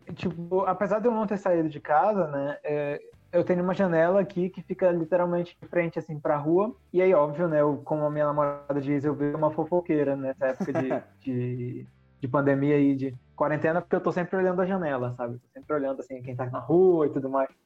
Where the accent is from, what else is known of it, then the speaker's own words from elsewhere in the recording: Brazil; moved away; eu, como brasileiro, assim, por mais que não viva no Brasil, tenho. Todos os meus amigos estão aí, a minha família toda está aí